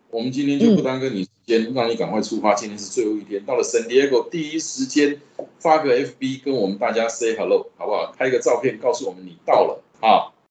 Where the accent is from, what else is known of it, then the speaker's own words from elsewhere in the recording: Taiwan; 我们台湾话